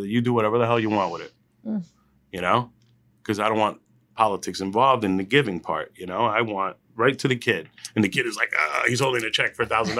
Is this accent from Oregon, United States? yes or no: no; Hillside, New Jersey, United States; also born or lived in Elizabeth, New Jersey; I went to high school in Elizabeth High. I was there for a couple of years. I'm from Hillside, and mm-hmm. I'm from that area of Union County.